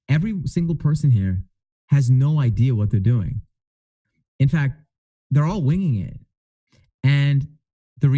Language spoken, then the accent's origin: English; Edmonton, Alberta, Canada; I'm from Edmonton